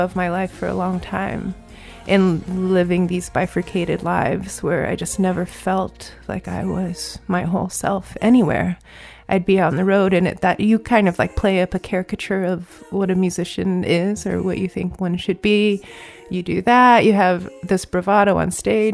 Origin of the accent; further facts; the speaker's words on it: Virginia, United States; I grew up in Virginia with my mom